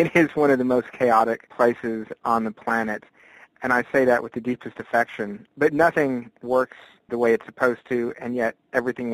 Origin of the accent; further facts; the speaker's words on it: Texas, United States; moved away; also born or lived in Africa; I'm a fifth-generation Texan